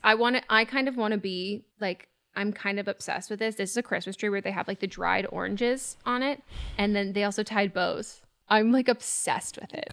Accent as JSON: {"language": "English", "region": "California", "country": "United States", "tie": "born or raised there", "said": "I am born and raised in California"}